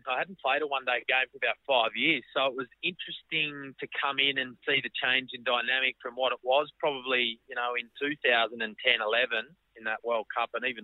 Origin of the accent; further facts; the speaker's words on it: Australia; being inside the dressing room and being an Australian cricketer, it's great fun.